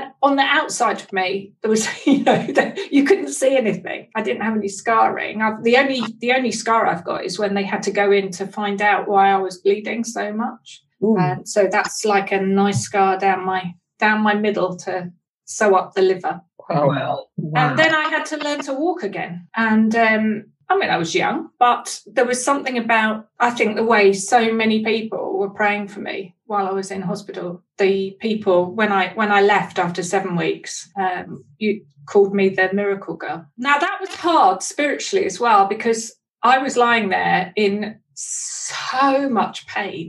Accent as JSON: {"language": "English", "area": "East London", "region": "East of England", "country": "United Kingdom", "tie": "born or raised there", "said": "I was born in East London"}